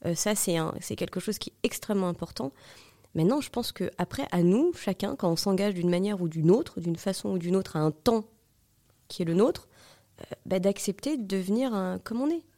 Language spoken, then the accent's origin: French; Marie-George Buffet's constituency, Île-de-France, France; moved away as an adult; now in Paris, France; pourquoi pas retourner où t'as grandi